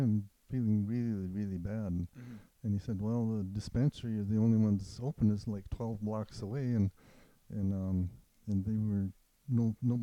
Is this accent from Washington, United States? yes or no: no; Warroad, Minnesota, United States; in Warroad, Minnesota, about 6 miles from the Canadian border